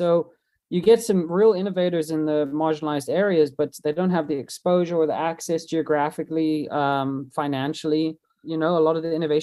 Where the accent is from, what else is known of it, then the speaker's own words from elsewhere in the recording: South Africa; I'm from South Africa